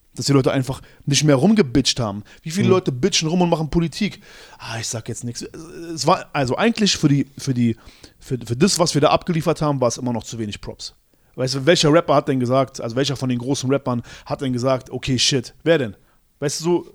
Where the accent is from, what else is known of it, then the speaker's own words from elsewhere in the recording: Berlin, Germany; als Berliner